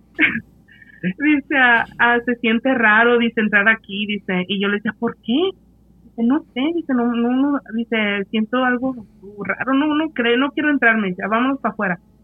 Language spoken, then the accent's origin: Spanish; Mexico; somos mexicanos